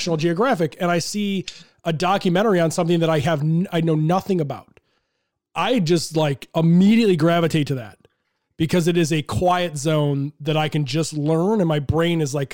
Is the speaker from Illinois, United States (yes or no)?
yes; Chicago, Illinois, United States; I'm from Chicago, live in Chicago. So, was there for the Jordan days.